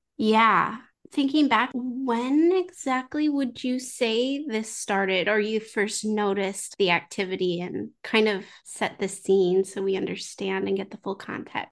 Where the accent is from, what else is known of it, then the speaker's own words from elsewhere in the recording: United States; I'm not French. I'm American